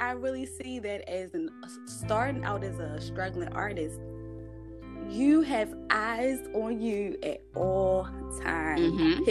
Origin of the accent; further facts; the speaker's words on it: Bronx, New York, United States; also born or lived in East Baltimore; when I tell people that I'm from the Bronx, the first thing I get is, oh, you're crazy. Y'all are loud and crazy. And then when I tell people that I'm from East Baltimore, it's even worse.